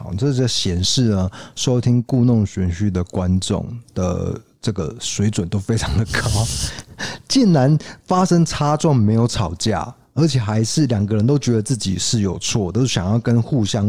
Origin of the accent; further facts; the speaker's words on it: North, Taiwan; 然后他又问我说："在哪里读大学？"那因为我是北部人，他告诉我说："哎，要加油啊！"